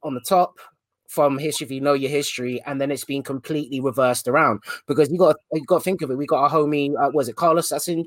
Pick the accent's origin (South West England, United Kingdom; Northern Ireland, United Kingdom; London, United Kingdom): London, United Kingdom; my experience of growing up in London has been, especially in the part of London where I've grown up in, which was Ealing